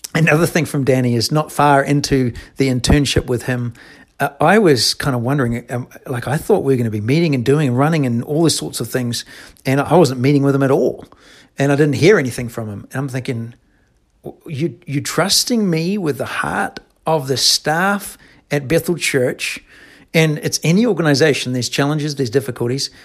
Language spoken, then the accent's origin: English; New Zealand; moved away; I'm from New Zealand